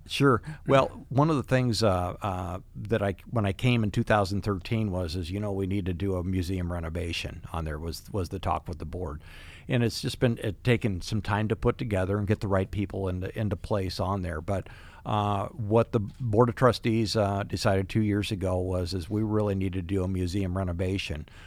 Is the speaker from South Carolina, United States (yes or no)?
no; West Branch, Iowa, United States; I grew up in West Branch